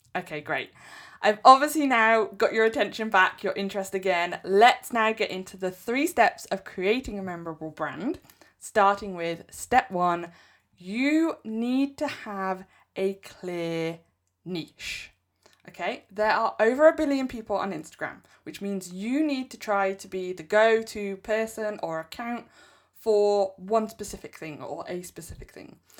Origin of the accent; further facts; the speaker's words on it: England, United Kingdom; I'm English.